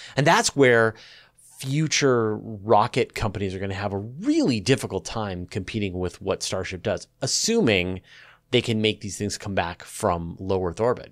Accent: Canada; accent: Canadian; my Canadian accent

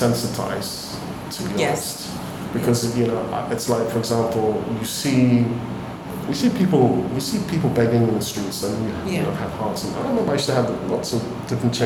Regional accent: Cape Coast, Central Region, Ghana; also born or lived in United Kingdom / Greater Accra; now in Accra, Ghana; Cape Coast is another place, which is my hometown

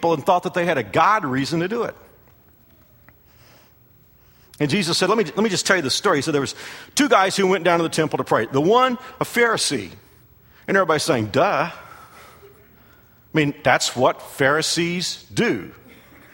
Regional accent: United States; as an American

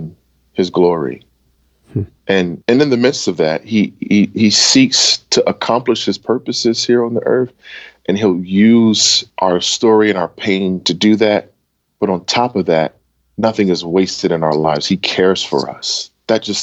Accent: Camden, New Jersey, United States; also born or lived in Wilmington; I grew up in Camden, New Jersey in a very tender age

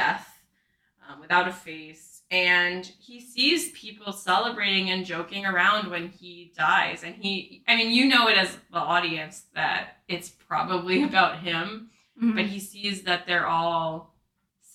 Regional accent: New Jersey, United States; I'm from New Jersey

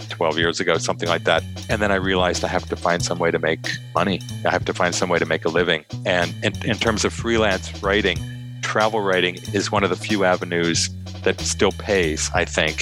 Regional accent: Ohio, United States; moved away as an adult; also born or lived in New York City, United States; now in Prague, Czech Republic; I grew up in Ohio

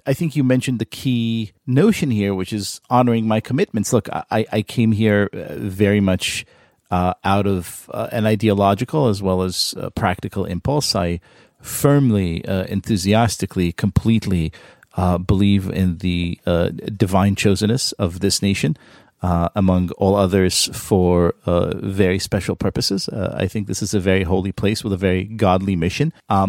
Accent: Israel; moved away; when I came to this country, when I moved here from Israel, which is in 1999

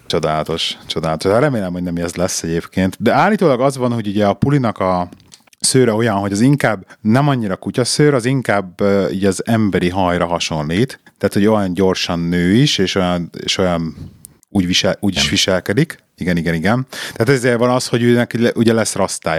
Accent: Hungary; now in England; itt vagyunk magyarként Angliában

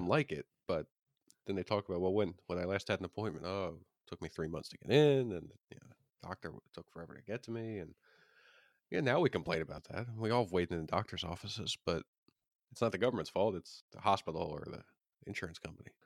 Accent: Pennsylvania, United States; my home state, Pennsylvania

